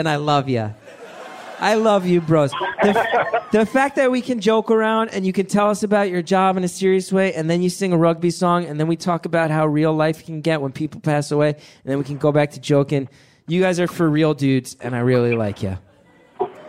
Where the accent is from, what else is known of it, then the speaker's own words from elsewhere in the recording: New York, United States; being a New Yorker